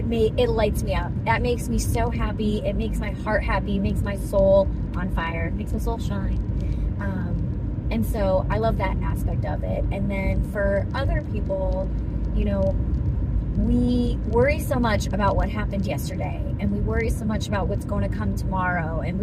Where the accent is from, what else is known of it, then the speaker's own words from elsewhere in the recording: Massachusetts, United States; born there; also born or lived in Pittsburgh; now in North Carolina, United States; So I'm originally from Massachusetts and I've lived all over the place. So I was born in Massachusetts. I got my certification in Pittsburgh and now I'm in North Carolina